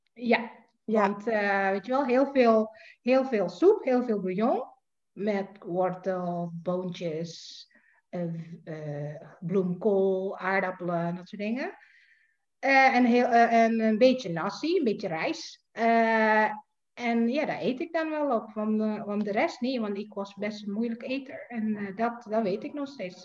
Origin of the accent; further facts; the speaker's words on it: Jakarta, Indonesia; moved away as an adult; also born or lived in Leiden, Netherlands; now in Netherlands; Ik ben geboren en getogen in Jakarta, inderdaad. Ik ben dus hier eh, komen wonen in 2007